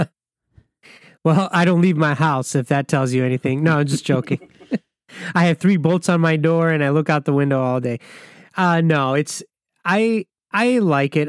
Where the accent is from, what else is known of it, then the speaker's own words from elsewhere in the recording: Michigan, United States; I grew up in Michigan